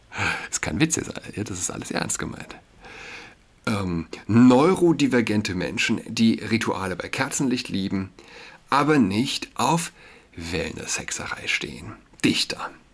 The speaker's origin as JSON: {"language": "German", "region": "Saarland", "country": "Germany", "said": "für mich als äh, Saarländer"}